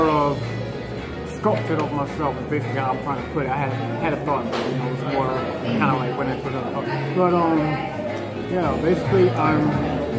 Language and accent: English; South Carolina, United States; now in Chicago, United States; I'm from South Carolina, from the Carolinas